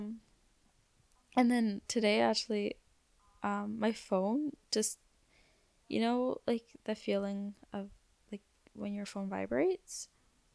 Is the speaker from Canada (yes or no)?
yes; Canada; we're Canadian